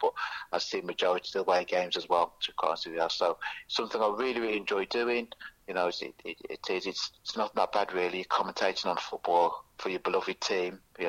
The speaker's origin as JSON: {"language": "English", "town": "Birmingham", "region": "West Midlands", "country": "United Kingdom", "tie": "born or raised there", "also_born_or_lived": "Sutton Park", "said": "I was born in Newtown. Right. Newtown, similar areas, yes, Newtown, Birmingham, which is literally about a couple of miles away from Aston."}